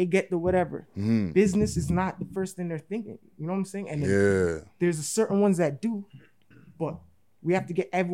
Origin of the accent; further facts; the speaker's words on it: Toronto, Ontario, Canada; we're from Toronto